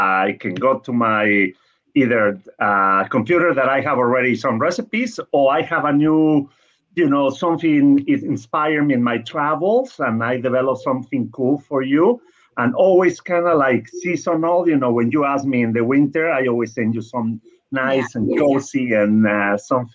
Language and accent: English; Mexico City, Mexico; now in Brentwood, United States; I was born in Mexico City, and I was born in a very cool place in Mexico City.